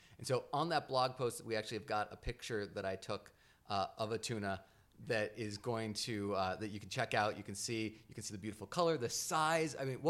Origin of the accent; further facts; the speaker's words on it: New England, United States; growing up in New England